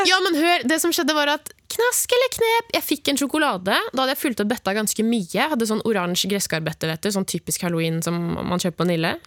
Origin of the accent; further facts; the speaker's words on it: Oslo, Norway; hjemme i Oslo, der hvor mamma og pappa bor, der, der jeg vokste opp